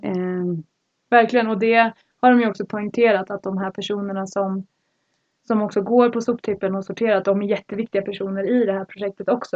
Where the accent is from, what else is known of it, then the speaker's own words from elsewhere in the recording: Sweden; moved away; hemma i Sverige